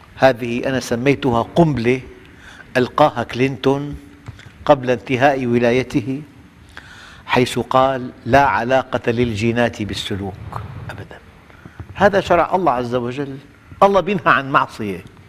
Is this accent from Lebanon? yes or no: no; Syria; نحن في في نعمة كبيرة جداً في بلادنا